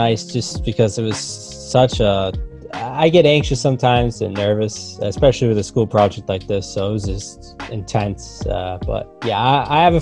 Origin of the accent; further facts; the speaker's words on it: Nashua, New Hampshire, United States; I'm from Nashua, New Hampshire.